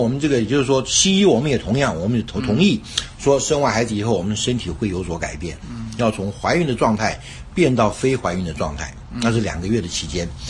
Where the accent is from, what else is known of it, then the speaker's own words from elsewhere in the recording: China; 我所知道的一些中医的一些这个概念呢，就是因为我是中国人，嗯，从从小呢就长大的呢